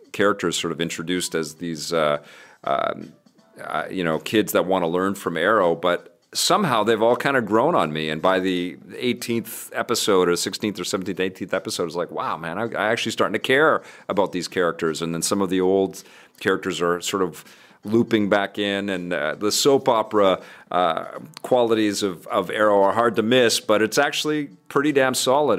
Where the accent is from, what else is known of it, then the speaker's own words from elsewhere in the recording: Vancouver, British Columbia, Canada; in Kitsilano where I grew up in Vancouver